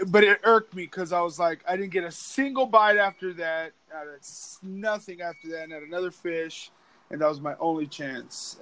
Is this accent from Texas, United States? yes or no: yes; Pecos, Texas, United States; moved away; back at home, I'm from West Texas, from Pecos, Texas.